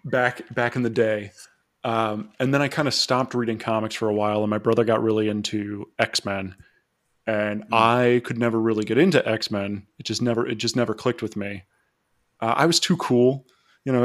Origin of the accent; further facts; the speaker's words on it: Florida, United States; I was from Florida